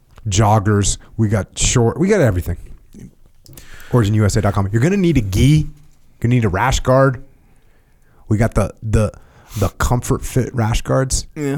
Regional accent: United States; I'm from America, bro. I'm uncultured.

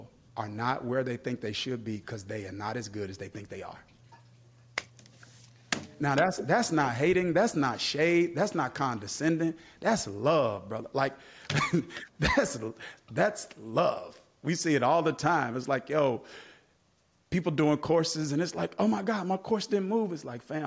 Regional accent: Kilmichael, Mississippi, United States; moved away; I grew up in Kilmichael, Mississippi, population less than 500 people

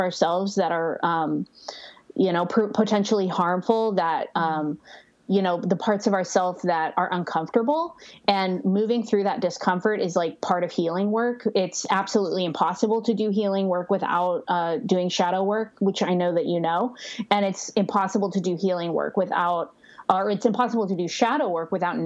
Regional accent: Northern California, United States; now in Joshua Tree, United States; I currently live in Joshua Tree, but I'm from Northern California

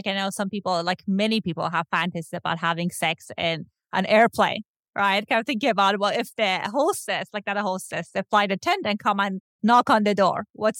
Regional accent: Iran; now in Los Angeles, United States; I know that I grew up in Iran, and if you have like a queer there, they can kill you.

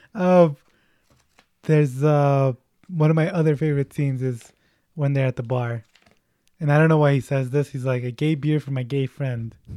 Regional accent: United States

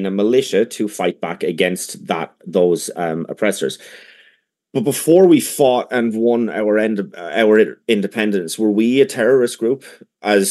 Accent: Ireland; first language English

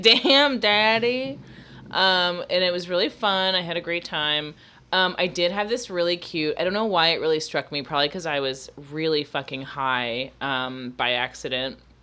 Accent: Florida, United States; moved away; also born or lived in Massachusetts; growing up in Florida, I was around so many black people

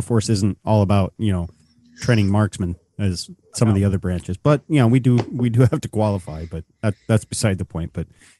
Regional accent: central Pennsylvania, United States; I'm from Pennsylvania.

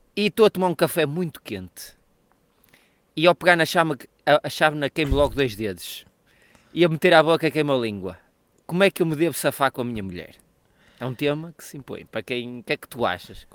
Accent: Portugal; nós somos portugueses

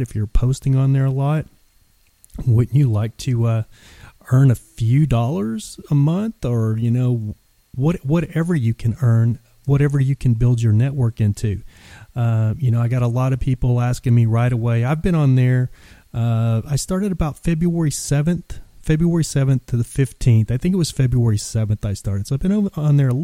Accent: Texas, United States; moved away; living 1,500 miles away from home, because I'm originally from Texas

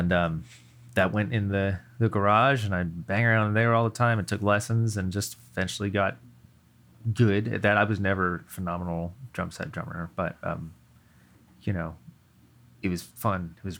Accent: California, United States; also born or lived in East Coast; So I'm from the East Coast, but then around fourth grade, I moved out to Northern California, and I was there through the end of high school.

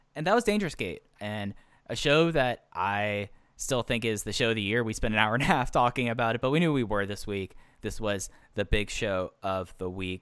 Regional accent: Dallas, Texas, United States; I grew up in Dallas, Fort Worth during the Dirk days

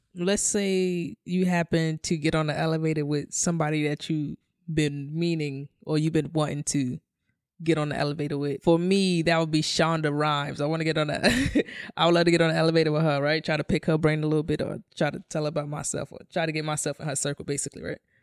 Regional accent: New York City, New York, United States; I come from, I come from New York City housing

